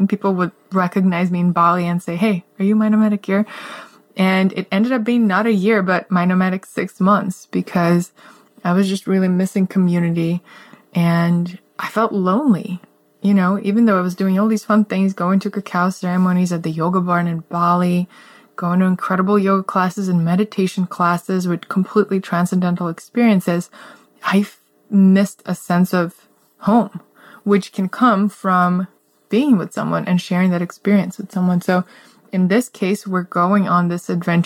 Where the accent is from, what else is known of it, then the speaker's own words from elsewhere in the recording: Russia; also born or lived in Canberra / Moscow / San Francisco / Houston; now in United States; my family growing up in Russia had country homes